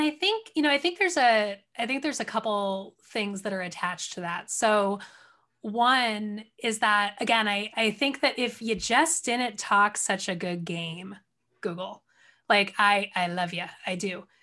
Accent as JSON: {"language": "English", "area": "outside of Detroit", "region": "Michigan", "country": "United States", "tie": "born or raised there", "also_born_or_lived": "California", "said": "I grew up outside of Detroit"}